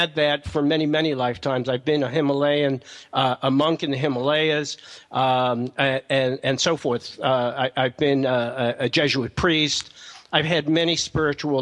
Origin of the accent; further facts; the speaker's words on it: New York, United States; I'm from New York